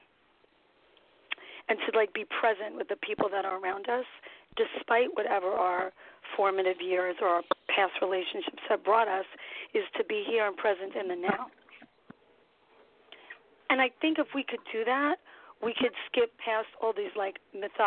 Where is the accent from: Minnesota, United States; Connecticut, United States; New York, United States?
New York, United States; New York City; also born or lived in Florida; I am from New York City. I'm a New York City girl, Brooklyn born and bred